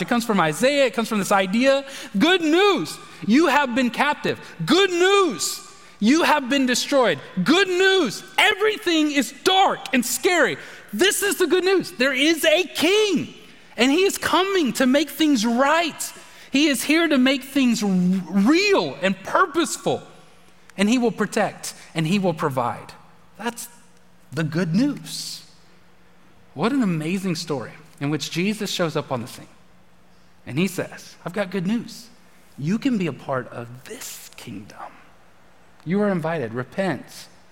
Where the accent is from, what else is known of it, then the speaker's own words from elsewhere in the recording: United States; I'm an American. I'm American